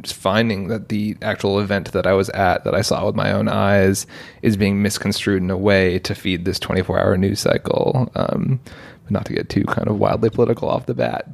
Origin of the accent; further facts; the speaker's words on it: United States; also born or lived in London, United Kingdom / New York / Portland, Oregon; we moved to the US when I was three, lived in both upstate New York and Portland, Oregon.